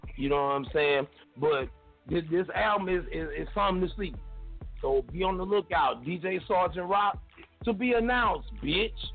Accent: the South, United States; I'm from the South

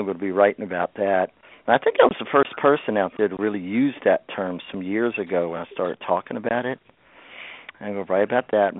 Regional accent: Shenandoah Valley, Virginia, United States; I was born in the Shenandoah Valley in Virginia, which is a place where it's mixed Southern and Appalachian culture. And I grew up on Southern root work

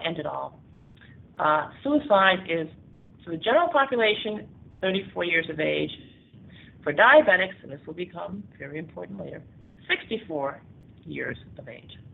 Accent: United States; now in Panama; I'm African American and grew up in uh, 50s, 60s, and 70s

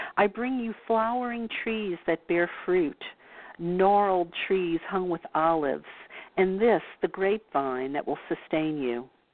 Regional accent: New Orleans, Louisiana, United States; born or raised there

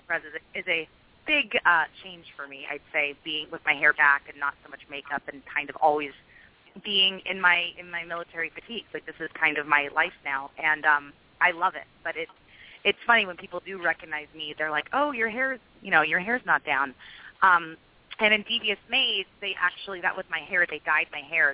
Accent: Carmel, California, United States; I was raised in Carmel, and that was um, near Fort Ord

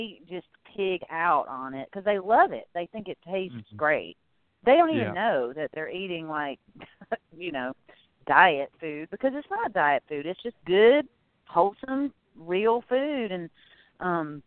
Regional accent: the South, United States; I grew up in the South.

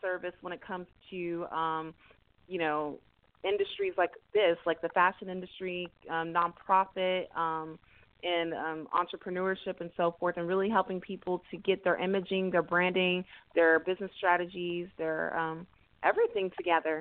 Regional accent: Houston, Texas, United States; born and raised in the greater Houston area, from a first-generation Nigerian-American family. I am originally from the Alief area.

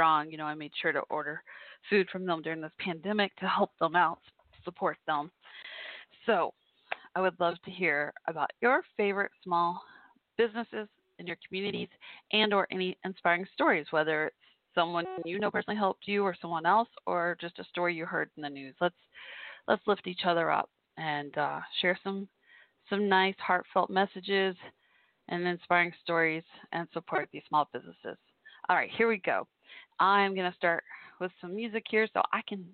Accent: Irving, Texas, United States; also born or lived in Fort Worth, Texas; My hometown of Irving, Texas, where I grew up

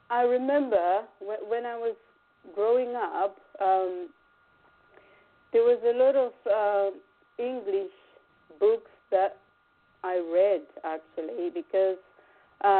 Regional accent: Chinhoyi, Mashonaland West, Zimbabwe; moved away as an adult; now in England; Growing up in Zimbabwe

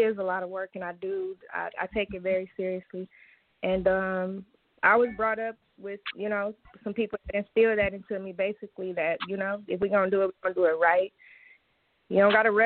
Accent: Flint, Michigan, United States; born and raised in Flint, Michigan, independent artist.

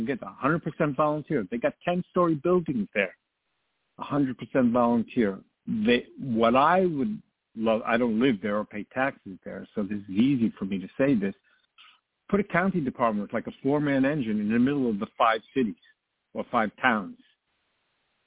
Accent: Long Island, New York, United States; I grew up on Long Island

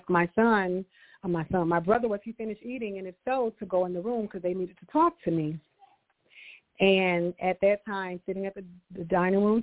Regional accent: Augusta, Georgia, United States; also born or lived in Stapleton, Georgia; I was born and raised in Augusta, Georgia

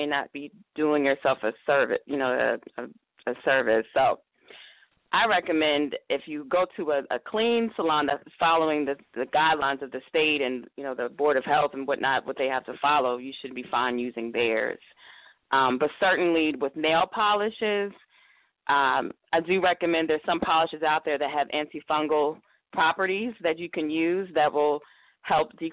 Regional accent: the South, United States; I'm from the South also.

